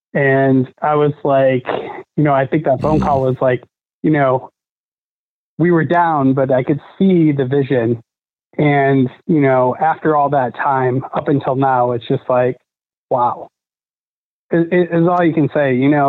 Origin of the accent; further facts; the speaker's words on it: Michigan, United States; now in Indianapolis, United States; I'm originally from Michigan, but you know, moved to Indy.